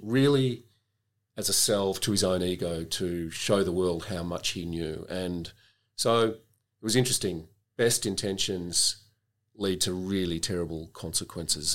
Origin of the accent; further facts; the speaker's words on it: Melbourne, Victoria, Australia; I grew up in Melbourne and I was a student here.